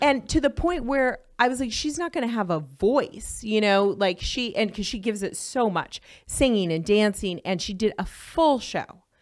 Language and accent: English; Los Angeles, California, United States; moved away as an adult; also born or lived in Orange County, California; now in Las Vegas, United States; I'm from Hollywood originally, born and raised Hollywood, California.